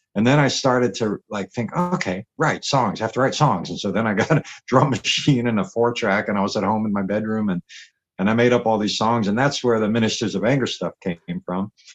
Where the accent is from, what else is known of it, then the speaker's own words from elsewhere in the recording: Richmond, Virginia, United States; moved away as an adult; also born or lived in Los Angeles, United States; now in Berlin, Germany; I grew up was born in Richmond, Virginia, you know, down in the South.